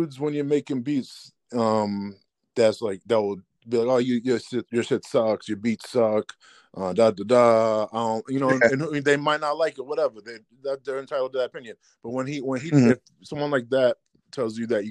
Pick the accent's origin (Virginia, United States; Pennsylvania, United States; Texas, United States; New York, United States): Virginia, United States; Northern; also born or lived in Richmond, Virginia; now in Massachusetts, United States; I'm actually from Northern Virginia originally. I was born right outside of Richmond, Virginia. And then I moved to Massachusetts in 2000